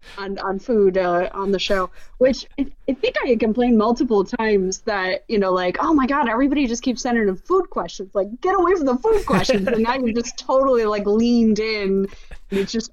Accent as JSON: {"language": "English", "town": "Chicago", "region": "Illinois", "country": "United States", "tie": "born or raised there", "said": "I grew up in the north side of Chicago"}